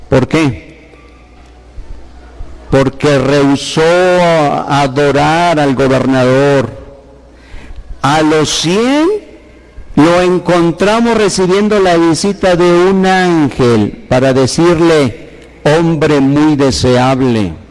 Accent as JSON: {"language": "Spanish", "region": "Guanajuato", "country": "Mexico", "said": "así somos los de Guanajuato, temperamentales, y tenemos este rostro"}